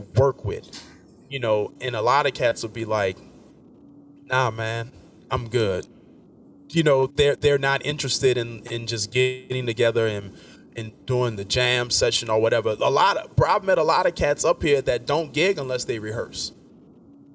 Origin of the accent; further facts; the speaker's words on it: New Orleans, Louisiana, United States; moved away as an adult; now in New York, United States; I'm born and raised in New Orleans